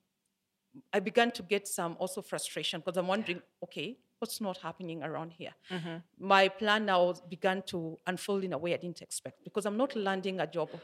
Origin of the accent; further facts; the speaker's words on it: Nyeri, Nyeri County, Kenya; now in Nairobi, Kenya; It was in my hometown. I come from Nyeri.